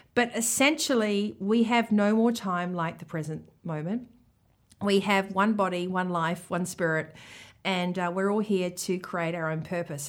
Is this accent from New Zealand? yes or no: yes; New Zealand; accent: Kiwi; my Kiwi accent